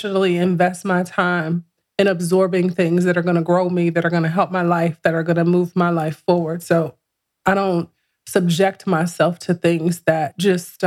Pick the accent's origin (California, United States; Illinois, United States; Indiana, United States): Illinois, United States; Chicago; now in Atlanta, United States; I'm from Chicago